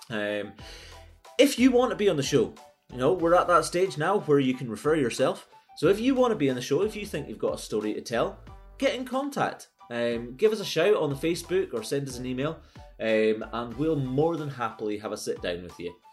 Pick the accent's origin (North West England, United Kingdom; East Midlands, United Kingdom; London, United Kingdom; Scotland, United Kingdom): Scotland, United Kingdom; Dingwall; I grew up in Dingwall, so right next to Ben Wyvis.